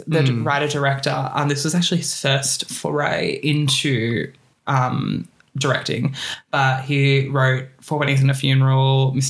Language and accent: English; Scotland, United Kingdom; I'm Scottish.